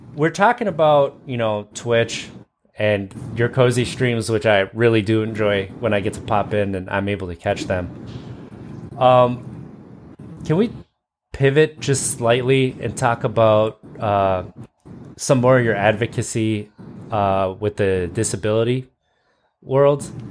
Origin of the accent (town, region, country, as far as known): Wisconsin, United States; accent: Wisconsin vernacular